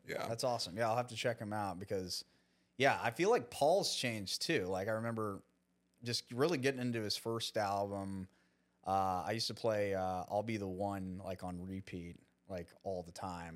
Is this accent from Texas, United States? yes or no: yes; Dallas, Texas, United States; I grew up in Dallas